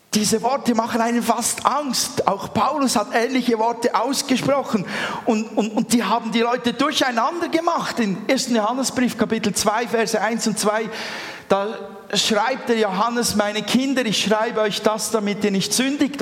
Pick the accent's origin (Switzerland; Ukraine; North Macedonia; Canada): Switzerland; Wir sind Schweizer.